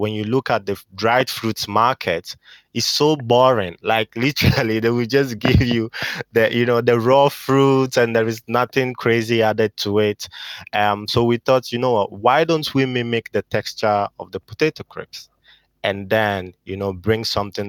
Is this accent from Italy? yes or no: yes; Italy; moved away as an adult; now in United Kingdom; I was born in Italy and I lived there pretty much all my life.